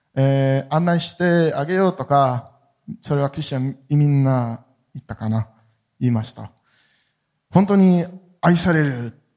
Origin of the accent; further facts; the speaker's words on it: Jerusalem, Jerusalem District, Israel; Japanese is a second language; エルサレムで生まれて育りました